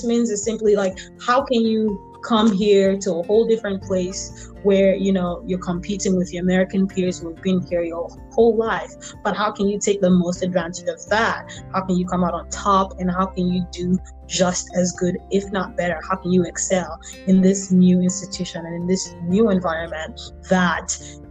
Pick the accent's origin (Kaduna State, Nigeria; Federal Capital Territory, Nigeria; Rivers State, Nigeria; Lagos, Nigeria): Lagos, Nigeria; moved away as an adult; also born or lived in Toledo, Ohio; now in United States; I'm from Lagos, Nigeria. I was born and bred there and lived in Lagos, Nigeria until I finished high school and came to America to start college.